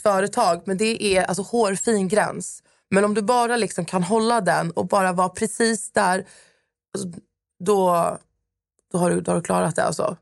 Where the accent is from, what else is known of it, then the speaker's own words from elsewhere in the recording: Stockholm, Stockholm County, Sweden; moved away as an adult; now in Södertälje, Sweden; Jag är uppvuxen i Stockholm, eh, på Södermalm